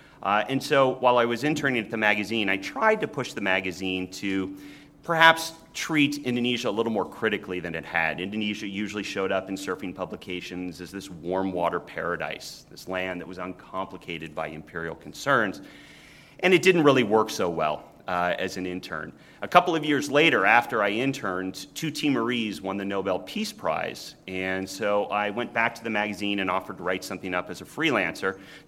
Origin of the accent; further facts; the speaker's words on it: California, United States; now in Duluth, United States; growing up in California.